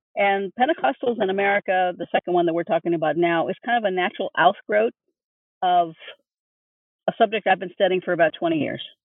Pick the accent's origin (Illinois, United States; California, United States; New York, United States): California, United States; Los Angeles; I was born and raised Catholic in East LA.